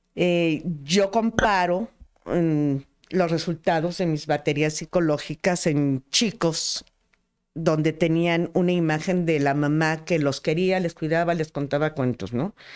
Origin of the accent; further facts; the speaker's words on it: Tlaxcala, Mexico; las tlaxcaltecas